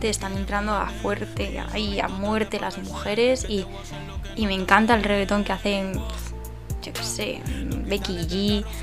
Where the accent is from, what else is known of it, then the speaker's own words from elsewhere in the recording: Almería, Andalusia, Spain; now in Madrid, Spain; Y aunque yo digo que mi tierra es Almería, hecho, cuando estoy allí echo mucho de menos Madrid y cuando estoy aquí echo mucho de menos Almería.